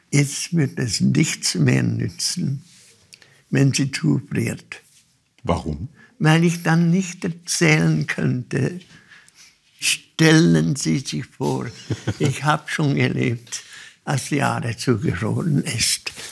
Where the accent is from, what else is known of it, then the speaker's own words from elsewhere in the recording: Olten, Solothurn, Switzerland; Als Kind, ich bin in Olten aufgewachsen, da gibt es eine Holzbrücke.